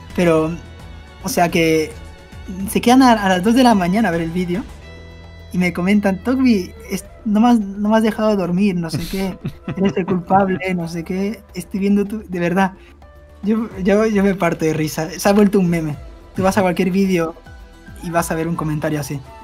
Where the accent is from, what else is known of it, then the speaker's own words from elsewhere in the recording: Barcelona, Catalonia, Spain; also born or lived in Buenos Aires, Argentina; Ya luego me fui a España, a Barcelona